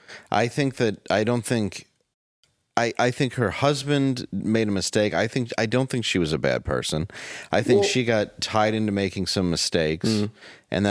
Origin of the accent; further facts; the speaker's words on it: Detroit, Michigan, United States; I mean, that was the same growing up in Detroit.